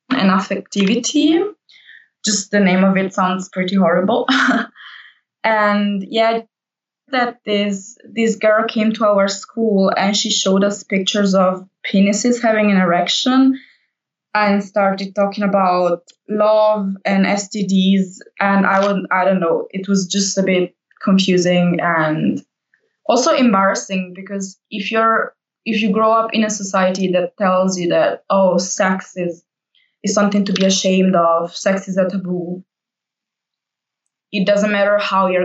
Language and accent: English; Italy; moved away as an adult; now in Berlin, Germany; I'm from Italy and I moved to Berlin 5 years ago